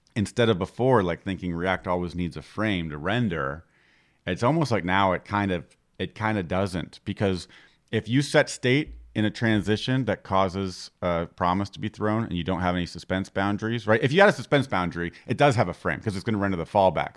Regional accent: Florida, United States; I'm from Florida

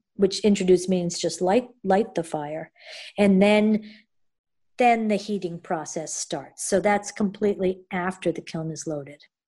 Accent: Connecticut, United States; moved away as an adult; also born or lived in Japan / New York; now in Maine, United States; I am from Connecticut

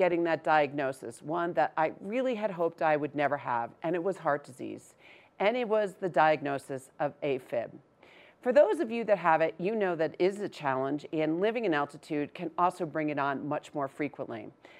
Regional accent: Northeast, United States; now in Vail, United States

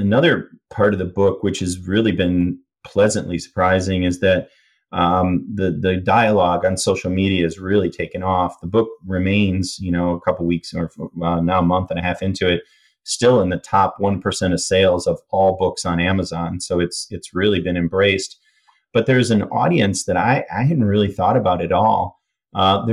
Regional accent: Michigan, United States; I grew up in Michigan near Canada

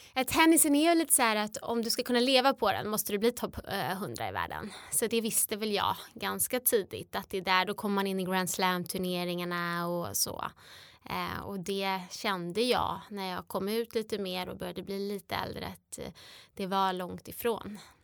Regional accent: between Strängnäs and Eskilstuna, Södermanland, Sweden; där jag växte upp mellan Strängnäs och Eskilstuna på landet

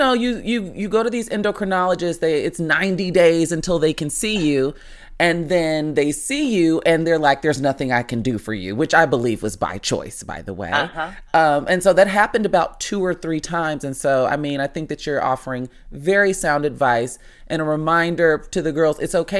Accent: Chicago, Illinois, United States; I'm from Chicago as well.

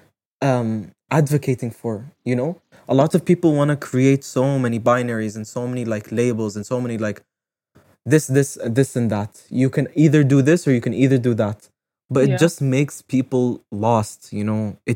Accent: United Arab Emirates; my mom is Moroccan, my dad is Emirati. So sometimes I say Moroccan Emirati, but I grew up in the UAE my whole life.

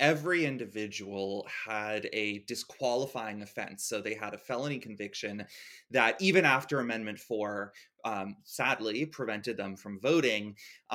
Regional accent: Florida, United States; I grew up in Florida

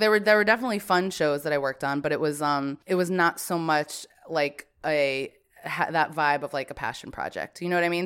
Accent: Branford, Connecticut, United States; I was born and raised in Brantford, Connecticut

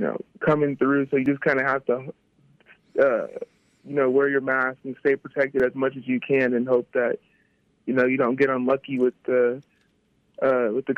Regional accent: Texas, United States; moved away as an adult; I'm from Texas

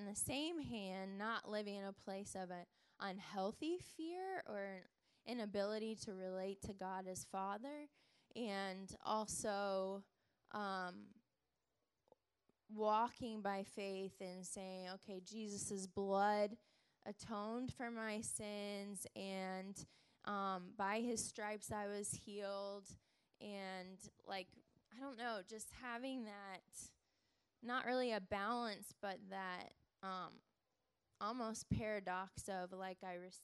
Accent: Denver, Colorado, United States; moved away; also born or lived in Kansas City, Missouri; I actually just moved from Kansas City, Missouri, but I'm from Denver

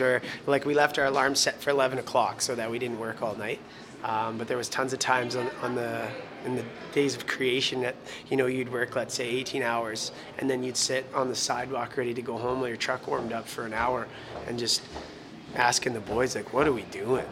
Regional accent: North Battleford, Saskatchewan, Canada; our family's all from here, and they still, the majority of them live here. So maybe it was something we were brought up into

